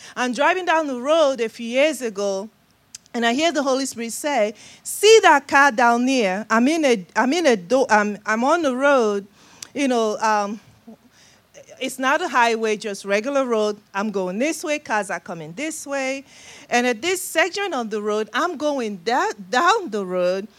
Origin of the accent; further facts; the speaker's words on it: Nigeria; moved away; my accent, uh, originally from Nigeria, West Africa. That's the accent you're hearing.